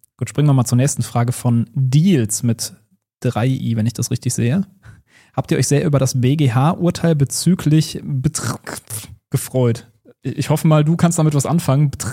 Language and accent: German; Rhineland, Germany; ich komme aus dem Rheinland